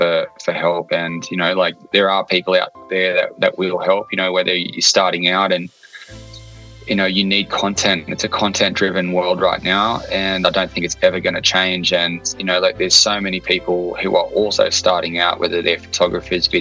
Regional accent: Port Macquarie, New South Wales, Australia; I'm a creative from Port Macquarie, New South Wales.

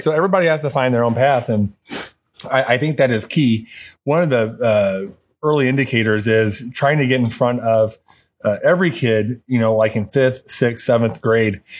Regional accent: Wood River, Illinois, United States; I was born and raised in Wood River.

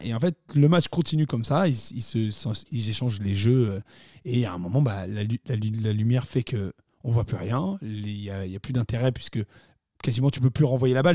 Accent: France; nous sommes français.

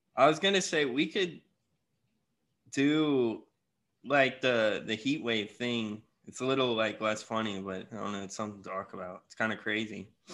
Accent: Florida, United States; I'm from Florida

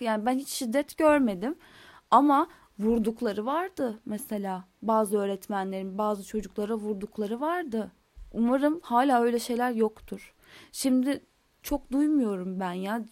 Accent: Istanbul, Turkey; also born or lived in Izmir; ben İstanbul'da doğdum. Daha sonra biz İstanbul'dan İzmir'e taşındık.

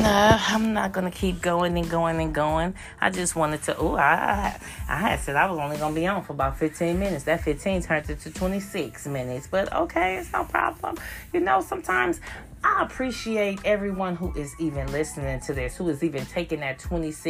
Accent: California, United States; I'm a Californian

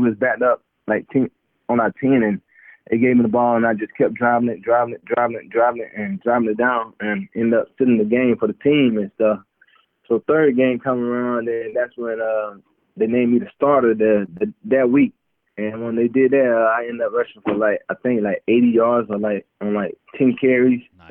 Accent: Immokalee, Florida, United States; moved away; also born or lived in Cleveland, Ohio; growing up in Immokalee, uh going to the the big cypress

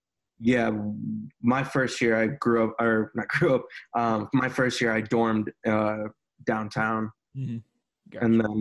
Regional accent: Northern Virginia, United States; moved away as an adult; also born or lived in Chicago, Illinois; now in Nashville, United States; I grew up in Virginia, Northern Virginia, but I lived in Chicago for like 5 or 6 years before moving to Nashville. Actually, just moved to Nashville in September.

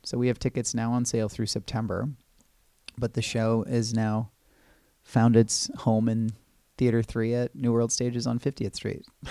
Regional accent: Los Angeles, or Orange County, California, United States; moved away as an adult; now in New York City, United States; I grew up in Los Angeles, or Orange County, California

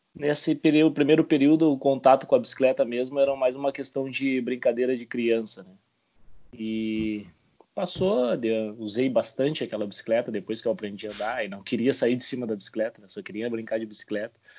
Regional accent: Bagé, Rio Grande do Sul, Brazil; now in Rio Grande, Brazil; sou natural de Bagé né? e atualmente moro em Rio Grande

